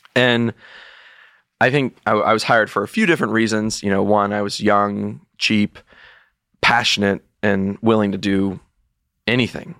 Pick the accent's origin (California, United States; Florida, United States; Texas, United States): Texas, United States; moved away; being a Texan and having been a, and being an alumnus of the University of Texas